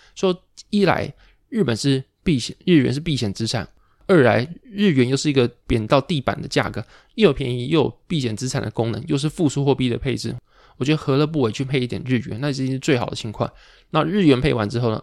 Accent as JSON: {"language": "Chinese", "town": "Pingtung", "region": "Pingtung County", "country": "Taiwan", "tie": "born or raised there", "said": "我可能是屏东长大，屏东出生，但是我完全不会讲台语"}